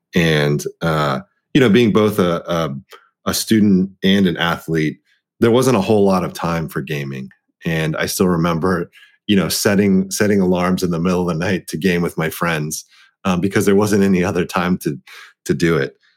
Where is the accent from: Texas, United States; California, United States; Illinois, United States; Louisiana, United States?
Texas, United States; Dallas; being the the eldest child of an immigrant, um, set of parents, and growing up in Dallas, Texas